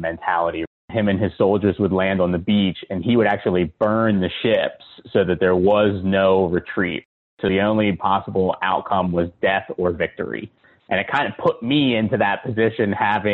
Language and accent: English; Philadelphia, Pennsylvania, United States; now in Charlotte, United States; I'm originally from Philadelphia